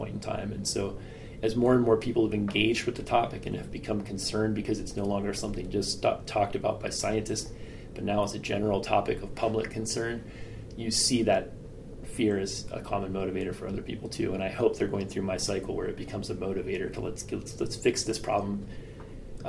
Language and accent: English; Western Pennsylvania, United States; I grew up in Western Pennsylvania where acid mine drainage was a problem